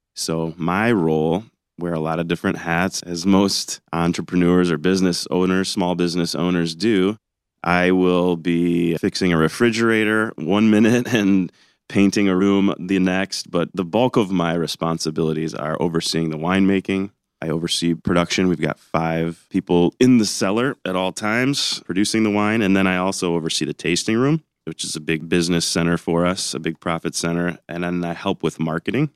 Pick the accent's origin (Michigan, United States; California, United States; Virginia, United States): Michigan, United States; Ann Arbor; moved away as an adult; also born or lived in Oxford, Ohio / Barrington, Illinois / Abu Dhabi, United Arab Emirates; now in Northern Michigan, United States; I grew up in Ann Arbor